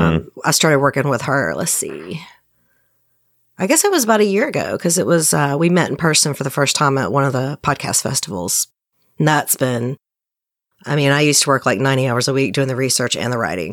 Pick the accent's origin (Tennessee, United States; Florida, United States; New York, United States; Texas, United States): Tennessee, United States; right outside of Nashville, Middle; I'm from Tennessee and I'm in Tennessee